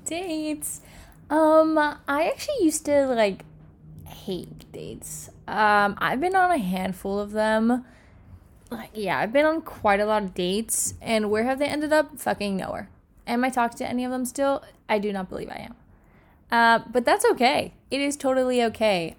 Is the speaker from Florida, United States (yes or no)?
yes; Miami, Florida, United States; moved away as an adult; I have lived in Miami my whole life. I'm from Miami